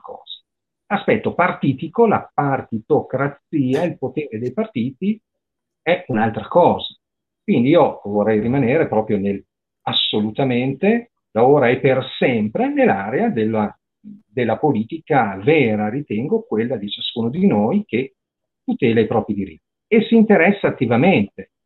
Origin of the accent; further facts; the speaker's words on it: Parma, Emilia-Romagna, Italy; io sono di Parma, anche qua a Parma